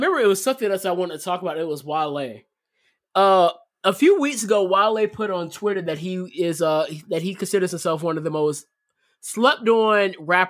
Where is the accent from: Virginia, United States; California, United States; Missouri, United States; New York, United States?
Virginia, United States; Portsmouth; now in Chesapeake, United States; I live in Chesapeake now, but I'm technically from Portsmouth.